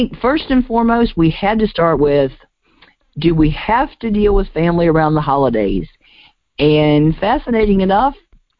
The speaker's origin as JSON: {"language": "English", "country": "United Kingdom", "said": "It's all right. I like being British. It's more fun."}